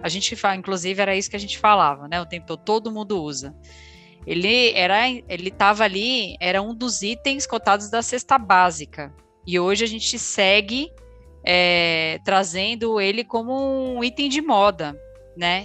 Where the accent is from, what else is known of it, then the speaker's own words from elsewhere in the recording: Brazil; a gente, como um bom brasileiro